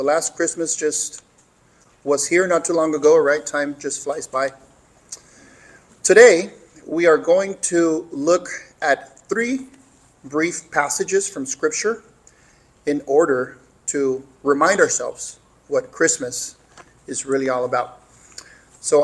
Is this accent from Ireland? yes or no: no; Mexico; moved away; growing up in Mexico as a child